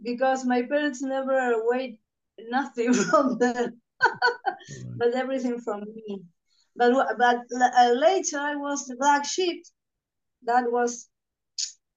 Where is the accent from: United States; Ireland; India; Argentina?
Argentina; Concordia, Entre Ríos; born or raised there; moved away as an adult; also born or lived in Buenos Aires, Argentina